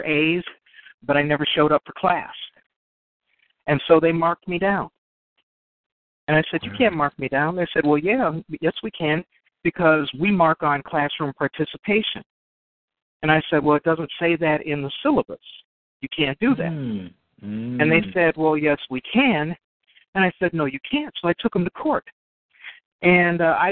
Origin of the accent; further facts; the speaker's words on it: Chicago, Illinois, United States; moved away; also born or lived in Wisconsin; I'm from Chicago